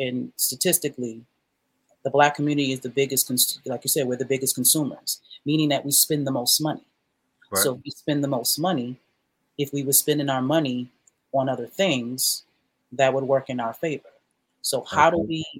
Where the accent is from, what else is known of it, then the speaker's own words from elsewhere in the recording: New York City, New York, United States; now in Macon, United States; I grew up on Jamaica